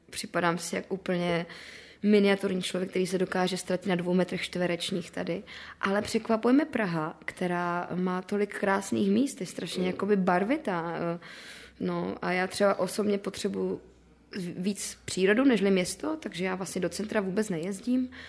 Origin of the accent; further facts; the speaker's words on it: Moravia, Czechia; protože já jsem ještě z Moravy. Pro mě otázka, jako, kde mám domov, je dost těžká, protože já, mě se ten domov od malička dost střídal.